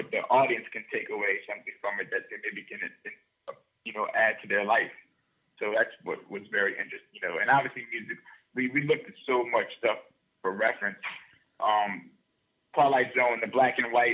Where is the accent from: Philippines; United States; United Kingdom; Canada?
United States; New Orleans, Louisiana; growing up where I grew up in New Orleans